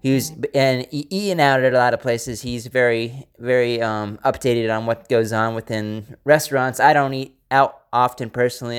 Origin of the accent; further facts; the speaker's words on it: Pennsylvania, United States; I am from Pennsylvania